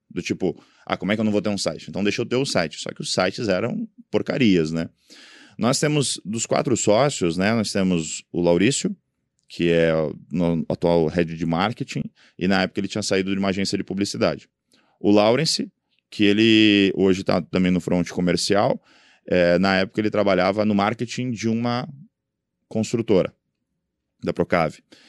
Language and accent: Portuguese; Balneário Camboriú, Santa Catarina, Brazil; eu sou natural de Balneário Camboriú.